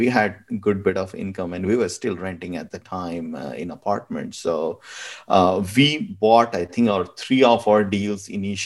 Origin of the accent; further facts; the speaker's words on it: India; moved away as an adult; now in United States; back home, I'm from India